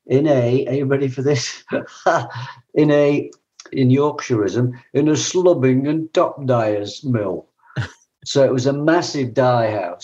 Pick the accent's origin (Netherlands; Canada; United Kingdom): United Kingdom; Liverpool, North West England; now in New Zealand; I was born in Liverpool